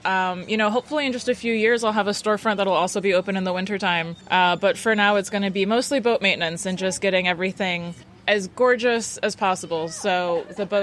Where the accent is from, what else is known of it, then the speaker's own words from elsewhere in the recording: Annapolis, Maryland, United States; So I'm an Annapolis native. I grew up near the Bay Bridge on the Broad Neck Peninsula my whole life.